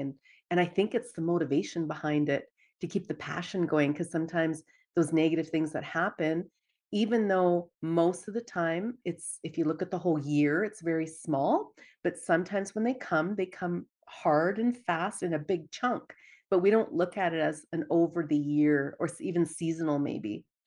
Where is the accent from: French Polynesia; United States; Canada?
Canada; Dawson Creek, British Columbia; moved away as an adult; now in Edmonton, Canada; growing up in Dawson Creek, B C